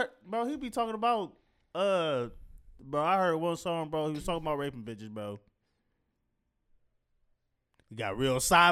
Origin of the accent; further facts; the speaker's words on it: Detroit, Michigan, United States; And I'm from Detroit.